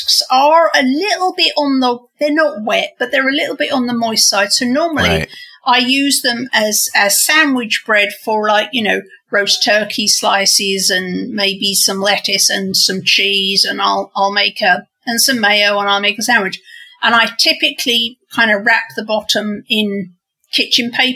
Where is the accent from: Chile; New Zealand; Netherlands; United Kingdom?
United Kingdom; England; moved away as an adult; now in United States; growing up in England